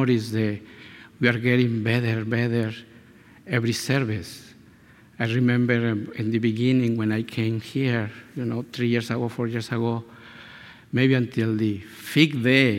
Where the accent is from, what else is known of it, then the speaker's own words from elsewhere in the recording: Mexico; first language Spanish; English is a second language; now in San Diego, United States; I show up in Mexico.